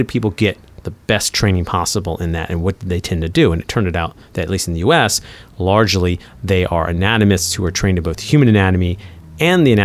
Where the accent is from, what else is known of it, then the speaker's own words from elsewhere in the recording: United States; I grew up near Washington, D.C.